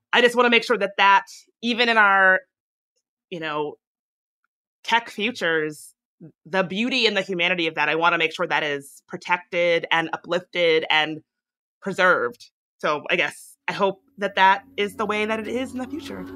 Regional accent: Chesterfield County, Virginia, United States; moved away; I grew up in Chesterfield County, which is just one county away from Henry Michael County

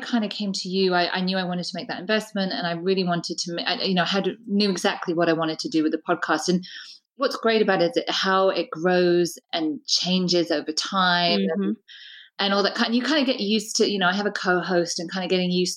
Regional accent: United Kingdom; we're both British

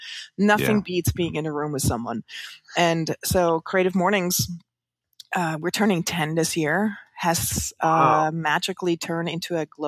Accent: Switzerland; moved away as an adult; now in New York, United States; I grew up in the Swiss countryside

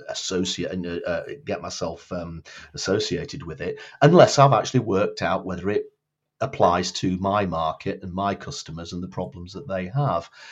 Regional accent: Blackpool, North West England, United Kingdom; moved away as an adult; now in Edinburgh, United Kingdom; I was born in Blackpool, um, in the north of England, although I've lived now in Edinburgh, in Scotland, for getting on for twenty-six years. Um, after I grew up in Blackpool

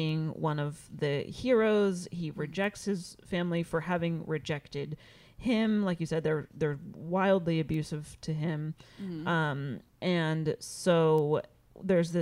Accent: near Punxsutawney, Pennsylvania, United States; Punxsutawney, Pennsylvania is like a 20-minute drive from my hometown

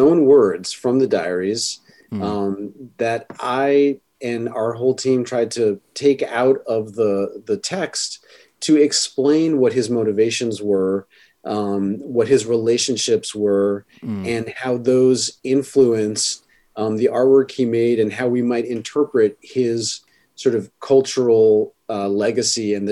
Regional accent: New York City, New York, United States; I grew up in New York City

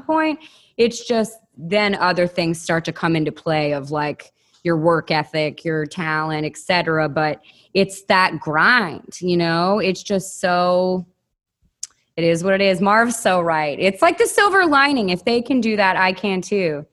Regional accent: Williamson County, outside Nashville, Tennessee, United States; also born or lived in Los Angeles; I grew up outside of Nashville in Williamson County

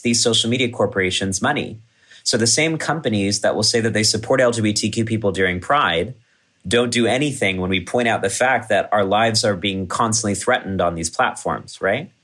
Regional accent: College Station, Texas, United States; moved away; my hometown in Texas

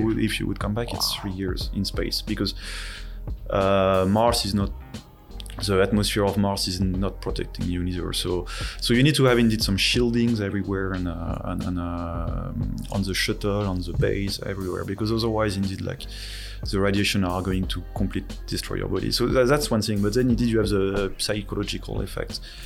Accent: France; accent: French; English is a second language; moved away as an adult; also born or lived in Netherlands; now in Taiwan; my French accent. Uh, so I'm from France, and I uh, I studied over there

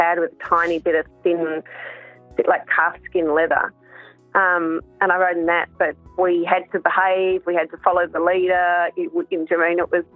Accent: Hong Kong; I grew up in Hong Kong, and I started riding at the age of three.

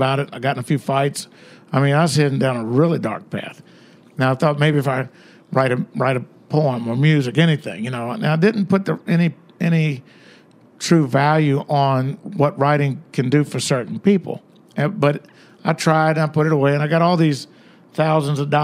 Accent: the South, United States; being a Southerner in New York

